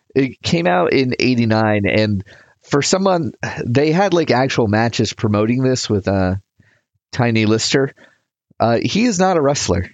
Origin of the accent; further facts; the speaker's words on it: United States; I'm from America.